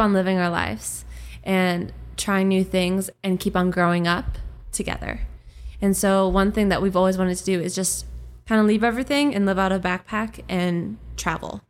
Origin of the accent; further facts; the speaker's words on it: Minnesota, United States; accent: Minnesotan; growing up in Minnesota